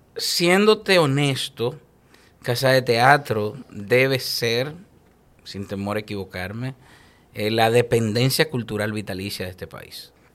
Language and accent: Spanish; Dominican Republic; tenemos nosotros el orgullo de como dominicanos decirlo al mundo